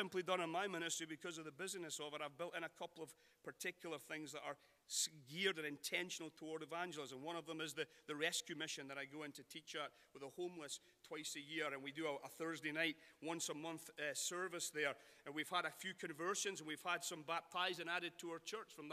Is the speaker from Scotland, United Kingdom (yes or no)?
yes; Scotland, United Kingdom; now in Sacramento, United States; being Scottish in America